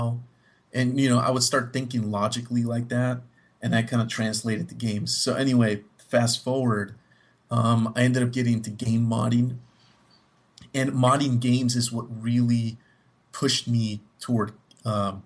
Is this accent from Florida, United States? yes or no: yes; Miami, Florida, United States; moved away as an adult; now in Texas, United States; I'm from Miami